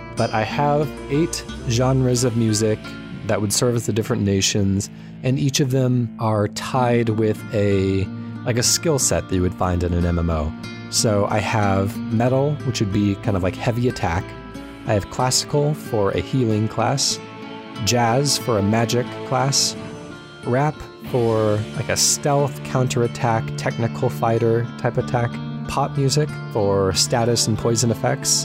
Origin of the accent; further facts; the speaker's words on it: Southern California, United States; now in Washington, United States; I was born in Southern California